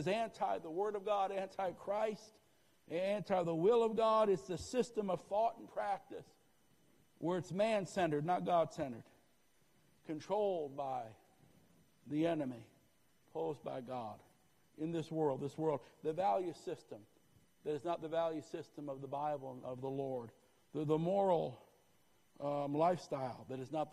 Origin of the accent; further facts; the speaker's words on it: Northeast, United States; moved away; I grew up in the Northeast